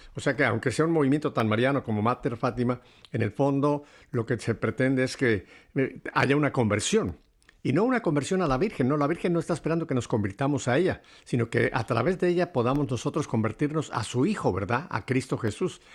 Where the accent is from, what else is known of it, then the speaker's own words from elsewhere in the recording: Mexico; moved away; En la época que me tocó a mí mi niñez en México, estoy hablando de los años 40